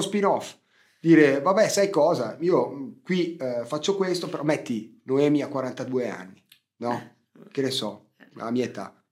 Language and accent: Italian; Ticino, Switzerland; io da svizzero